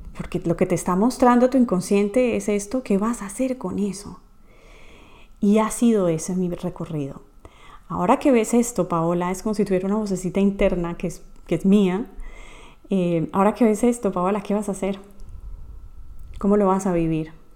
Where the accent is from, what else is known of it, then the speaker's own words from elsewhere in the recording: Colombia; moved away; mi país natal, Colombia